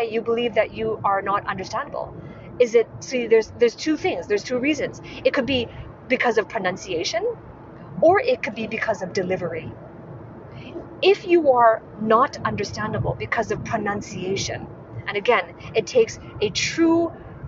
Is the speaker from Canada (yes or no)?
no; Hong Kong; moved away as an adult; also born or lived in Edinburgh, Scotland; I'm originally from Hong Kong